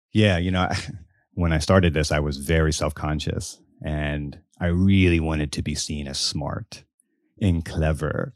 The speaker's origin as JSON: {"language": "English", "town": "Biloxi", "region": "Mississippi", "country": "United States", "tie": "born or raised there", "said": "I grew up in Biloxi, Mississippi, all the way down on the Gulf Coast."}